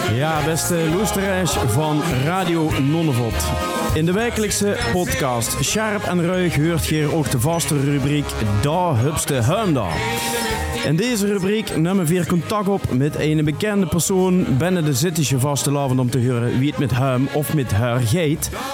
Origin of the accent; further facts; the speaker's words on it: Sittard, Limburg, Netherlands; ik kom uit Zittert